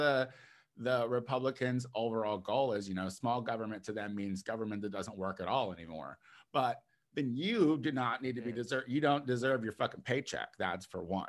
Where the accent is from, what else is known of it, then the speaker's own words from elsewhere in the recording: United States; we as the American people